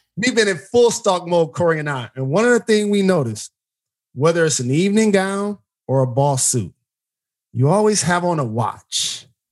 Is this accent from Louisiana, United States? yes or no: no; Detroit, Michigan, United States; born or raised there